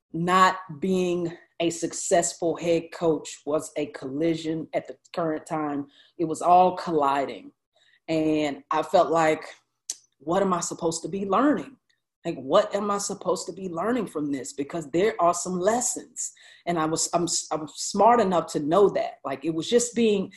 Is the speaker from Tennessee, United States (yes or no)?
no; High Point, North Carolina, United States; my hometown of High Point, North Carolina